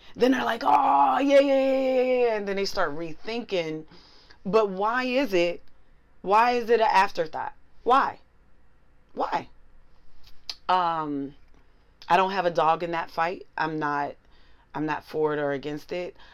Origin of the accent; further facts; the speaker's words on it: Pittsburgh, Pennsylvania, United States; moved away as an adult; now in New York, United States; I'm from Pittsburgh